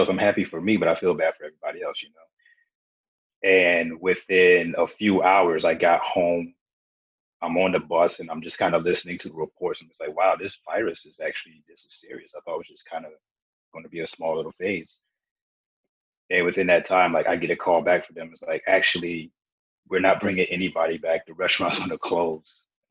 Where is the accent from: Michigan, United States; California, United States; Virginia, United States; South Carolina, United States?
South Carolina, United States; also born or lived in Beaufort, South Carolina; I was born in Beaufort, South Carolina, and I've pretty much grown up in all of, kind of like all over South Carolina. We tend to move around a lot